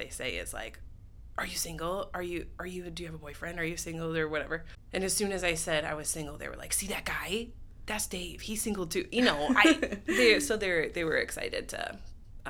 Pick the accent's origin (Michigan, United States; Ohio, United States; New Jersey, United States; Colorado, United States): Michigan, United States; Holland; I am from Holland, Michigan, which is where we're currently sitting, born and raised. And I have never left